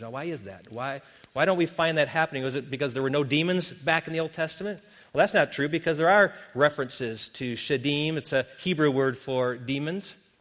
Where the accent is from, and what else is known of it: Wisconsin, United States; born or raised there; moved away